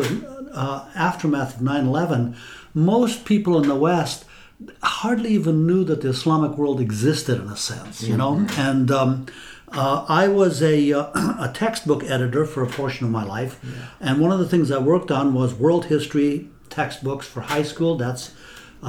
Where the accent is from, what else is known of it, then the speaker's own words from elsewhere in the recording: Afghanistan; moved away; I grew up in Afghanistan, and that's the history I learned in school